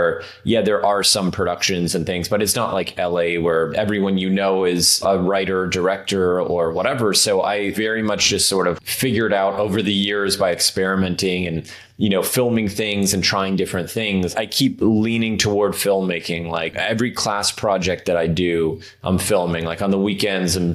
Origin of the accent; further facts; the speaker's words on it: Toronto, Ontario, Canada; moved away as an adult; now in Los Angeles, United States; Yeah, so I grew up in Canada, actually. So I'm from Toronto originally